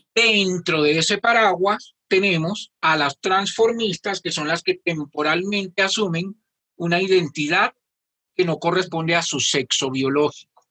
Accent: Colombia; somos las colombianas y los colombianos

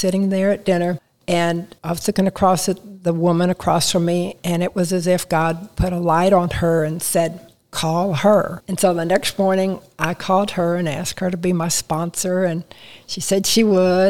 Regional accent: San Antonio, Texas, United States; also born or lived in Kansas City, Missouri; I grew up in San Antonio, Texas

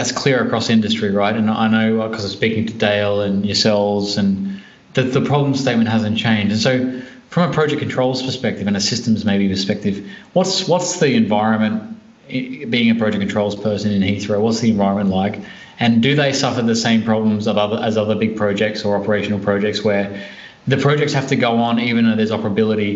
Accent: Australia; we're from Australia

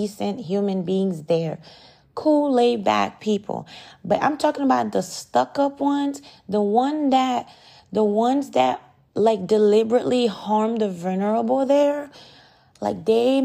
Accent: United States; moved away as an adult; also born or lived in Ottawa, Canada; I grew up in America. I went to elementary school in America. America is my home

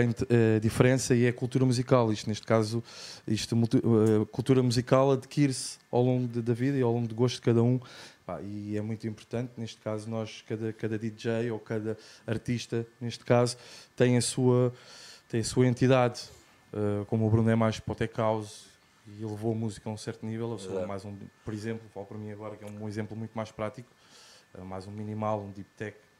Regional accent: Lisbon, Portugal; now in Algarve, Portugal; sou de Lisboa, eh, vivo, cá, vivo cá embaixo no Algarve

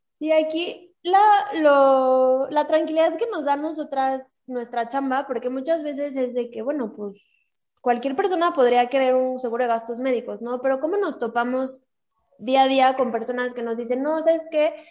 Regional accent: Mexico; Somos mujeres mexicanas

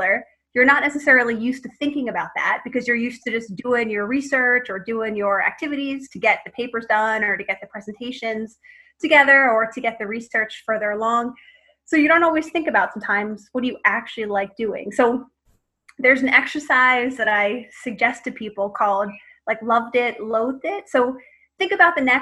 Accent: Philadelphia, Pennsylvania, United States; moved away as an adult; now in Boston, United States; I'm from Philadelphia originally. I grew up there and ended up moving to Boston in 2003.

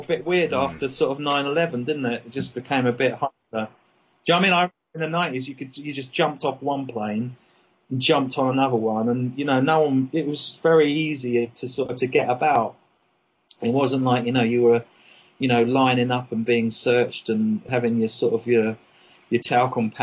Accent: Brighton, South East England, United Kingdom; accent: English; moved away as an adult; also born or lived in Dublin, Ireland / London / Australia; now in England; I started off in Brighton. Well, actually, I was born in Dublin, and then we moved to London, and then I moved to Brighton when I was about 4 or 5, and went to school there, and then sort of went back to London when I was 19

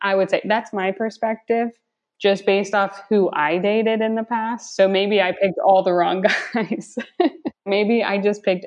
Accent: United States; also born or lived in Barcelona; as an American coming abroad

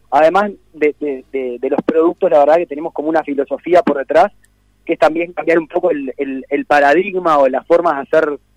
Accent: Montevideo, Uruguay; mis amigos de Montevideo, cuando yo me mudé aquí, soy de Montevideo hace 10 años y tengo mi, grupo de amigos de Montevideo

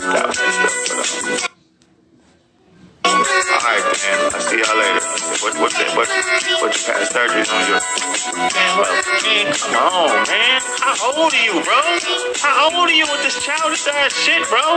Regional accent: Los Angeles, California, United States; I'm from Florence to Normandy

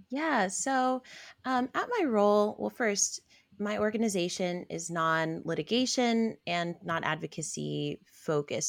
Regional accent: Albany, New York, United States; now in Washington, D.C., United States; I am originally from Albany, New York, um, specifically the south end of Albany, which is considered a frontline community

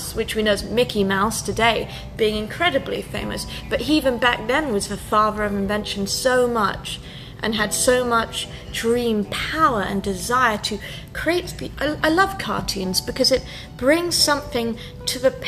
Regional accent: United Kingdom; I'm British

